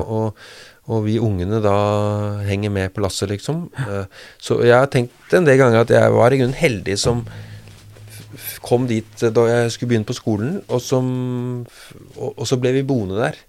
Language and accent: Norwegian; Bærum, Akershus, Norway; born or raised there; also born or lived in Rjukan, Telemark / Hallingdal; now in Drammen, Norway